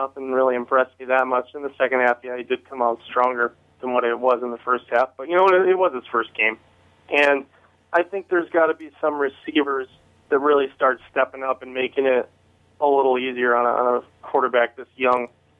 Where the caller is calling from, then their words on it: Lansing, Michigan, United States; This is …. I'm from Lansing.